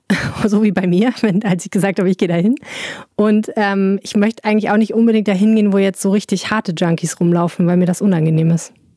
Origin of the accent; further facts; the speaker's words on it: Germany; als Deutscher